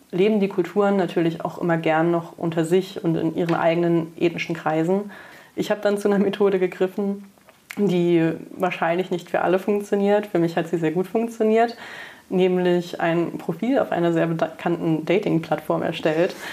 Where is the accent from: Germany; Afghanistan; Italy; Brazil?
Germany; Braunschweig, Lower Saxony; now in Cologne, Germany; Ich meine, ich bin dann schon von Braunschweig nach Köln gezogen fürs Studium, was ja auch nicht gleich um die Ecke war